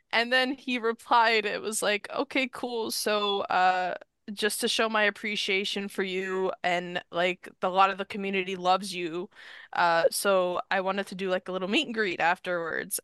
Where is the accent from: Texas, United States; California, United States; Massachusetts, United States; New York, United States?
New York, United States; I'm from New York